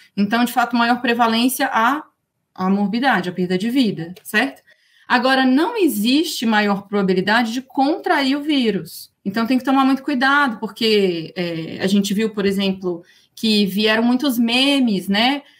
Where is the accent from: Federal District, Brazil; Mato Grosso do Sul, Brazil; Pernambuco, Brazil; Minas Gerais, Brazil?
Federal District, Brazil; Brasília; also born or lived in Toronto / Montreal / Coimbra / Barcelona; sou aqui de Brasília